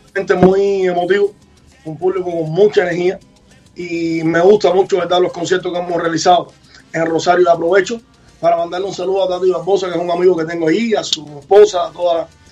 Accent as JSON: {"language": "Spanish", "region": "Havana", "country": "Cuba", "tie": "born or raised there", "said": "el barrio donde yo nací, que es en San Leopoldo"}